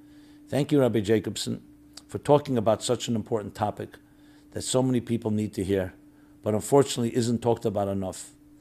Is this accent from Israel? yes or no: yes; Israel; now in United States; I came from Israel to America to go to a treatment center in February.